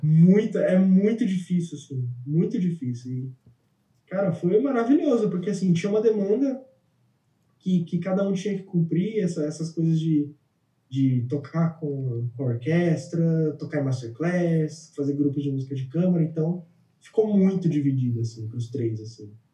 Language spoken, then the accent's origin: Portuguese; São Paulo, Brazil; moved away as an adult; now in Germany; eu nasci em São Paulo e passei a vida inteira em São Paulo